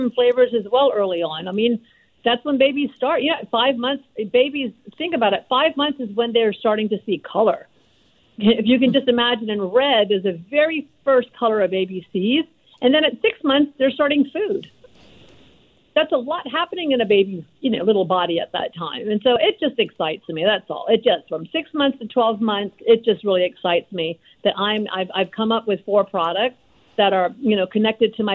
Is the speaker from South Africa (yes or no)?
no; India; moved away; also born or lived in Lahore, Pakistan (ancestry); I was born in India, and my parents are Punjabi from Lahore